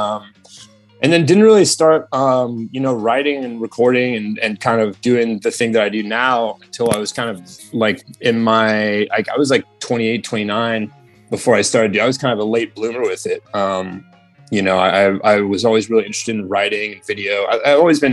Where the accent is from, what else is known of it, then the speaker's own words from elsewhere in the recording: Sebastopol, California, United States; also born or lived in Petaluma, California / Santa Rosa, California; Sebastopol is kind of what I call my hometown, just because I moved there when I was like, I was 11 or 12. And so like went to high school there